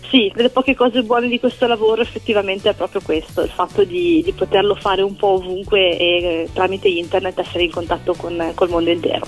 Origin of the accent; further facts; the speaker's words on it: Milan, Lombardy, Italy; moved away as an adult; now in Silea, Italy; sono di origine milanese